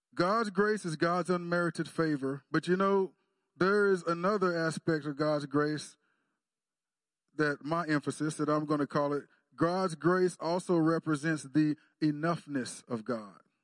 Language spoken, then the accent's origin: English; Texas, United States; I'm from Texas